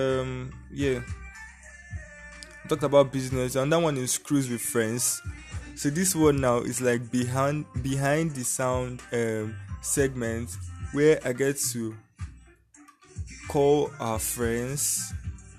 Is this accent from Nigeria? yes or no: yes; Nigeria; I'm from Nigeria.